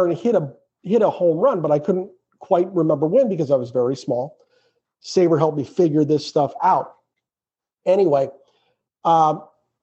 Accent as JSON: {"language": "English", "region": "Western Massachusetts", "country": "United States", "tie": "born or raised there", "said": "we grew up in Western Massachusetts"}